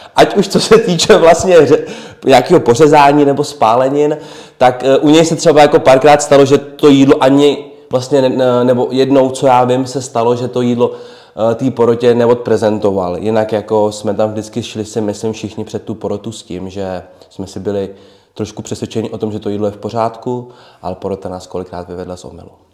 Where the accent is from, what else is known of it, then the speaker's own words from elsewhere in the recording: Trutnov, Hradec Králové Region, Czechia; já jsem Trutnovák, já bydlím vlastně v Trutnově